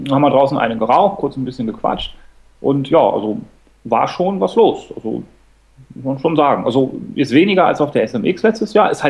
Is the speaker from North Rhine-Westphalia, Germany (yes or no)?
yes; Cologne, North Rhine-Westphalia, Germany; Ich muss mich genau. jetzt mal auf die Seite hier von, äh, von Magen äh, schlagen als Kölner